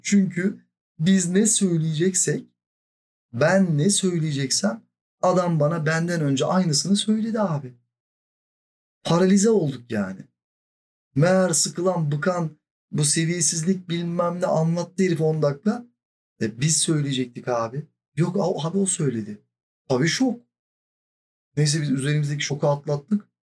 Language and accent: Turkish; Silifke, Mersin, Turkey; born or raised there; now in Istanbul, Turkey